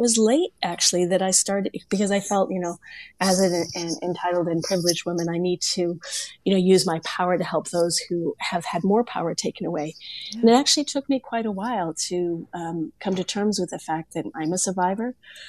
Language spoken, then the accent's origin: English; Germany; also born or lived in Korea / Italy / Kenya / Senegal; I grew up all over the world. I was born in Korea, raised in Germany and Italy. I lived in Kenya, Senegal, and South Africa as an adult